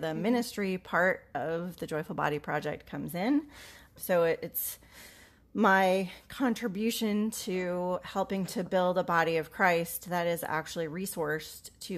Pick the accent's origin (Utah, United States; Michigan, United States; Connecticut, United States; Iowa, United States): Iowa, United States; I went to seminary in the Midwest and I'm from Iowa.